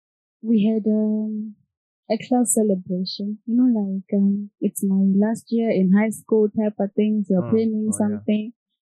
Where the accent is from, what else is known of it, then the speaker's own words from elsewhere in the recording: Zimbabwe; also born or lived in South Africa; now in Kenya; I'm from Zimbabwe, but I've been staying in SA for the past 10 years. Currently I'm in Kenya because of school, university.